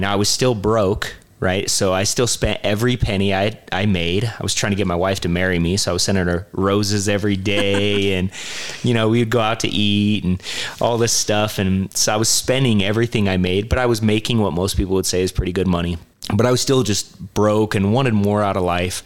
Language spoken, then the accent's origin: English; St. George, Utah, United States; growing up in St. George, I moved here when I was 12